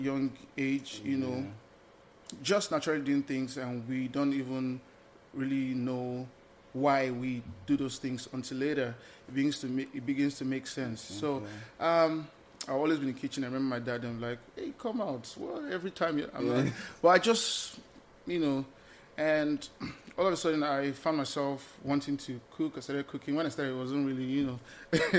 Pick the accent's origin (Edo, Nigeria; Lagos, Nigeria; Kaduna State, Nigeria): Lagos, Nigeria; moved away as an adult; also born or lived in Eastern Nigeria (parents' origin); now in United States; I'm Lagosian by birth, but the man from the East, the wise man from the East by, you know, reason of my parents